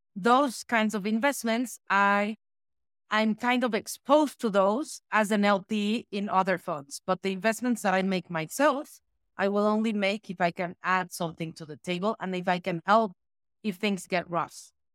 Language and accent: English; Mexico City, Mexico; I am born and raised in Mexico City.